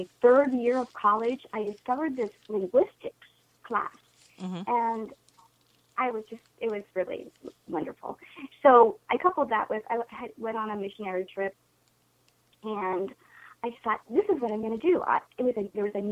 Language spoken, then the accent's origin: English; Erie, Pennsylvania, United States; I'm from Erie, Pennsylvania, right outside of Erie. I grew up as the third of four children